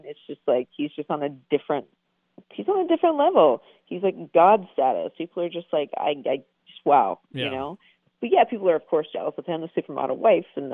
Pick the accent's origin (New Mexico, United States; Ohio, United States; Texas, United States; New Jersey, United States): Ohio, United States; Columbus; also born or lived in Michigan; now in Las Vegas, United States; growing up in Columbus, Ohio